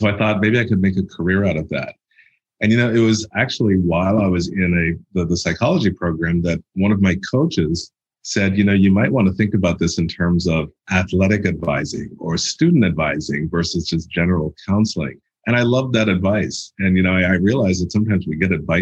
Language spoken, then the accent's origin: English; Toronto, Ontario, Canada; moved away as an adult; I grew up in Toronto, Canada